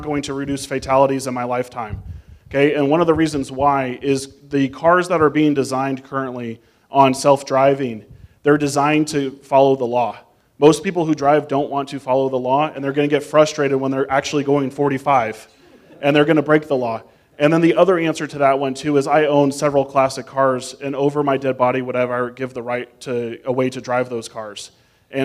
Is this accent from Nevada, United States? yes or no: yes; Las Vegas, Nevada, United States; someone who was born and raised in Las Vegas